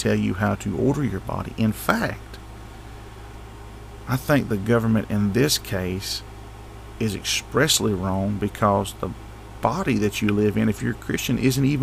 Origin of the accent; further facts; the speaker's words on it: United States; As an American